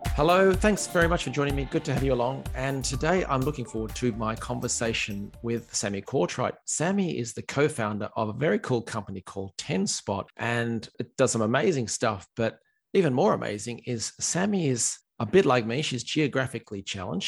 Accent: Australia; now in Ireland; I'm an Aussie

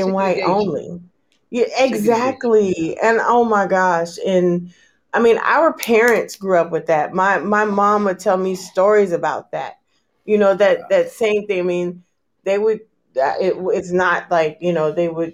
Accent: California, United States; I'm from California. I grew up with Palestinian friends

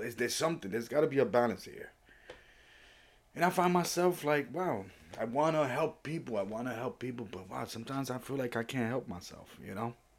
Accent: New York City, New York, United States; also born or lived in Puerto Rico; I was born in Puerto Rico, raised in the Bronx or New York City, but mostly the Bronx

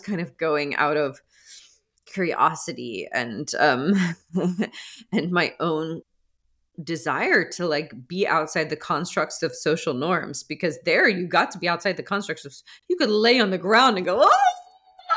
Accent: outside of Atlanta, suburban Georgia, United States; I grew up in suburban, um, Georgia, outside of Atlanta

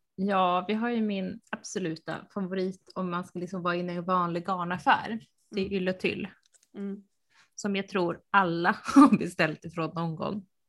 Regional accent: Uppsala, Uppsala County, Sweden; moved away; Jag, jag är uppvuxen i centrala Uppsala

